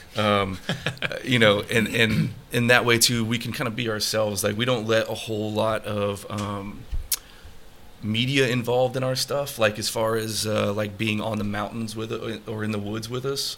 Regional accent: Colorado, United States; moved away as an adult; also born or lived in Texas; growing up in Colorado

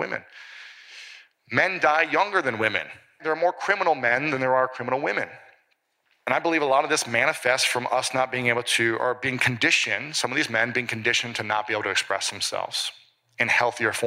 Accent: Midwest, United States; the way I grew up in the Midwest

